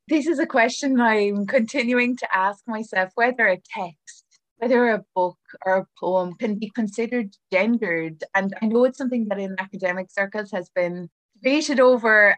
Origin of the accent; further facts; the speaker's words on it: Ireland; as an Irish writer